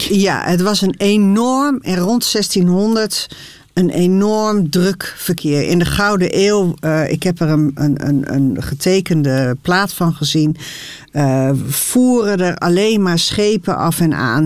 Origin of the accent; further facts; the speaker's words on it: Harderwijk, Gelderland, Netherlands; ik kom zelf ook uit Harderwijk